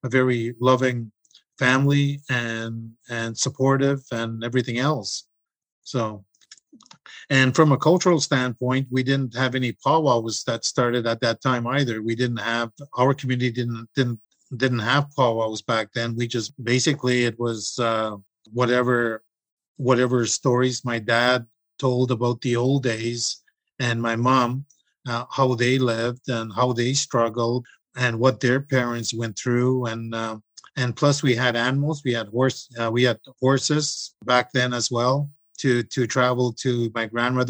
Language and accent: English; M'Chigeeng First Nation, Manitoulin Island, Ontario, Canada; I'm from Chiging First Nations Reserve. I was born there on Manitoulin Island.